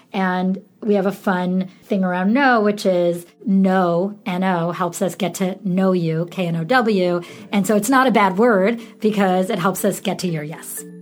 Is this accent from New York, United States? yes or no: yes; Syracuse, New York, United States; I grew up in Syracuse, New York, and it was a really cold, boring place to grow up